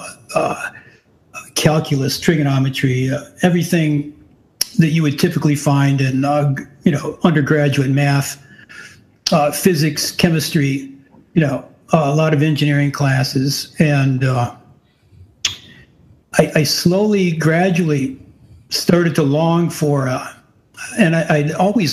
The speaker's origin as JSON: {"language": "English", "town": "Warren", "region": "Michigan", "country": "United States", "tie": "born or raised there", "also_born_or_lived": "Highland Park, Michigan", "said": "I was born in Highland Park. I grew up primarily in South Warren, a couple blocks"}